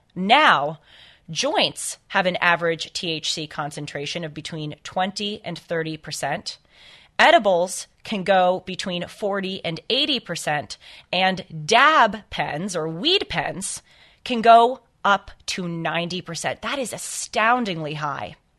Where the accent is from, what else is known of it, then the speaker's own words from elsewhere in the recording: Los Angeles, California, United States; I grew up in Los Angeles